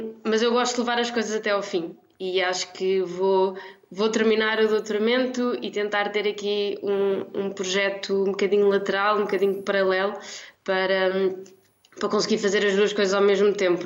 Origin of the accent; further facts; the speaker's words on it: Lisbon, Portugal; nasci em Lisboa